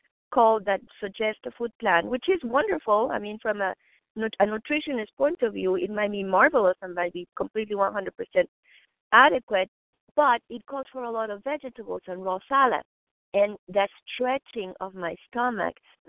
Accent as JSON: {"language": "English", "region": "Mexico City", "country": "Mexico", "tie": "born or raised there", "moved": "yes", "said": "I was raised vegetarian in Mexico City"}